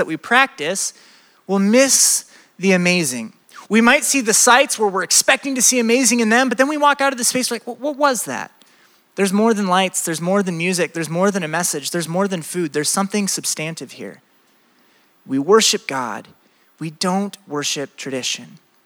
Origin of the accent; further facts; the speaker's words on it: Iowa, United States; I'm from Iowa